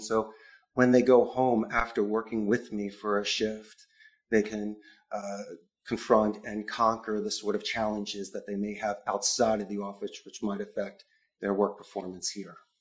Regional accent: Philadelphia, Pennsylvania, United States; moved away as an adult; now in Costa Rica; I am from Philadelphia, and Spanish is my second language.

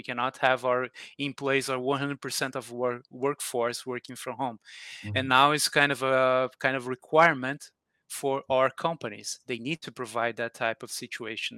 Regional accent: Brazil; now in Atlanta, United States; I'm from Brazil originally, but now I'm living in Atlanta, USA.

